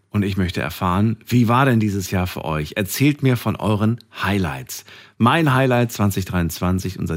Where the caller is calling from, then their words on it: Bergisch Gladbach, North Rhine-Westphalia, Germany; Ähm, ich komme aus Bergisch Gladbach.